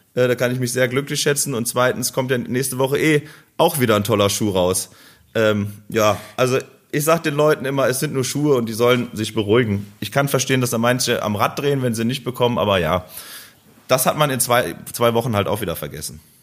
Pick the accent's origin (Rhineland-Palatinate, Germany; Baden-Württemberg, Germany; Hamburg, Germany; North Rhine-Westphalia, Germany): North Rhine-Westphalia, Germany; Krefeld; Bei uns in Krefeld